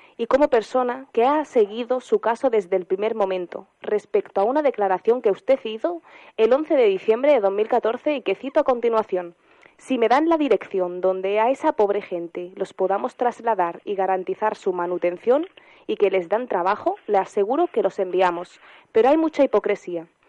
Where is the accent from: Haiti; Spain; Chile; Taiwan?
Spain; como ciudadana española